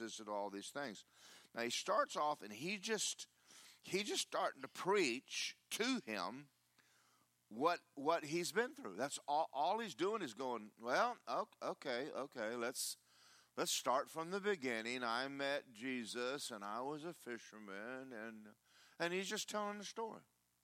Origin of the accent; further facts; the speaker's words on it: United States; I'm American. I'm American, too